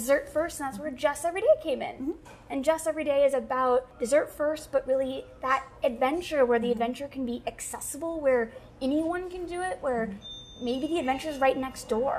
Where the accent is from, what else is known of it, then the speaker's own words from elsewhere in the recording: Bellevue, Washington, United States; I grew up in Bellevue